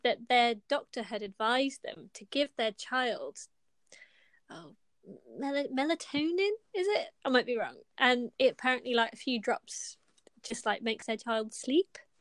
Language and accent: English; United Kingdom; we're British